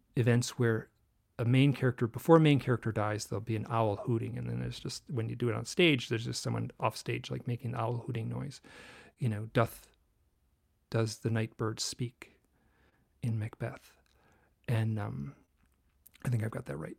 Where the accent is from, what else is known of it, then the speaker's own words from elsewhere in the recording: Michigan, United States; I grew up in Michigan